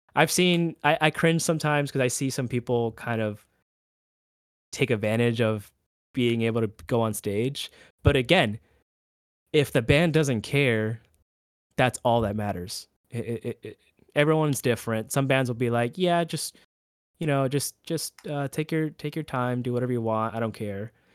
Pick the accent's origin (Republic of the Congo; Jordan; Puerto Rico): Puerto Rico; now in Orlando, United States; a little Puerto Rican island boy.